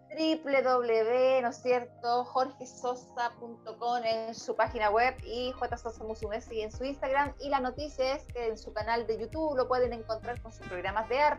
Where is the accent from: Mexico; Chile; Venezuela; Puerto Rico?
Chile; Purén, Araucanía; no te tenía yo, yo soy de Purén. Me hiciste el día.